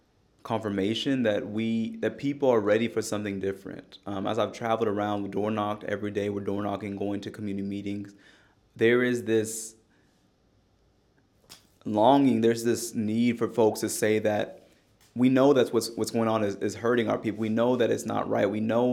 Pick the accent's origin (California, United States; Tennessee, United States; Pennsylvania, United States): Tennessee, United States; Knoxville; I'm from Knoxville, and we talk frequently